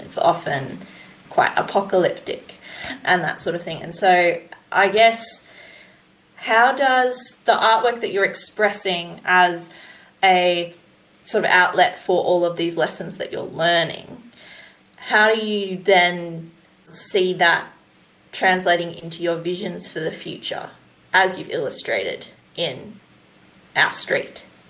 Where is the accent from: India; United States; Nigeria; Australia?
Australia; New South Wales; I'm from New South Wales